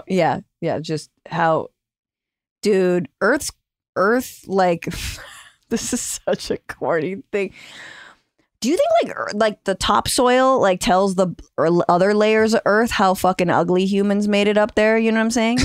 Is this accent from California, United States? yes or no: yes; Northern California, United States; I'm from Northern California